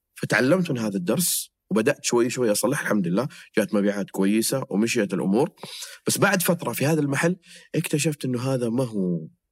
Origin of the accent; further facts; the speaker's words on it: Jeddah, Makkah Province, Saudi Arabia; عندنا في جده